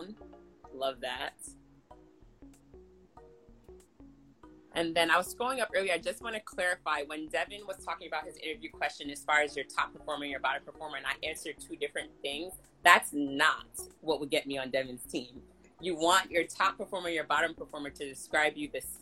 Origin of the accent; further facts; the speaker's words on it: Jamaica; I'm a Jamaican